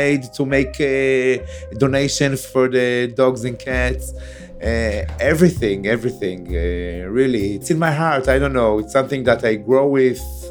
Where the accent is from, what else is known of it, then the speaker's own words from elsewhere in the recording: Beersheba, Southern District, Israel; I was born in Be'er Sheva, I grew up in Be'er Sheva